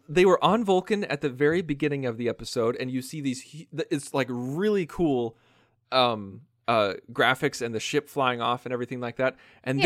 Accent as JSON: {"language": "English", "country": "United States", "accent": "American", "said": "my American accent"}